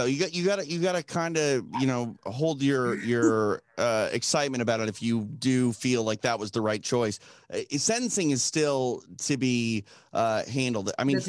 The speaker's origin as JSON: {"language": "English", "town": "Minneapolis", "region": "Minnesota", "country": "United States", "tie": "born or raised there", "said": "I was born and raised in Minneapolis, and that was my fear yesterday. I don't want to see, you know, the place that I'm from burn again."}